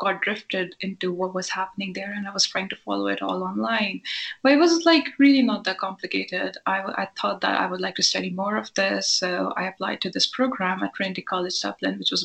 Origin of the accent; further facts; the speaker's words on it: Himachal Pradesh, India; moved away as an adult; also born or lived in Ireland; I grew up in India around people who spoke Urdu fluently